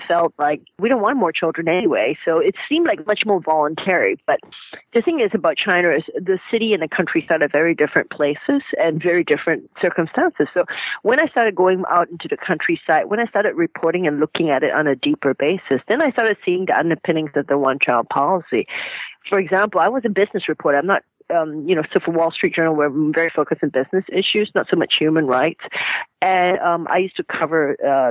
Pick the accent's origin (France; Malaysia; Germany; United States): Malaysia; moved away; I grew up in Malaysia, and I was kind of the 5th daughter in a Chinese family